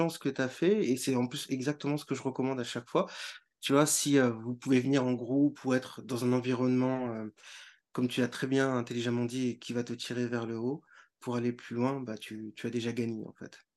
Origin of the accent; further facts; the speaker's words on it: northern France, France; Parce que moi, je venais du, nord de la France